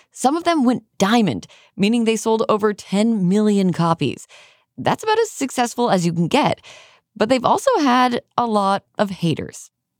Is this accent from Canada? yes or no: yes; Canada; now in Philadelphia, United States; I'm so happy to have some fellow Canadians on the show. I've been living in Philly for a while.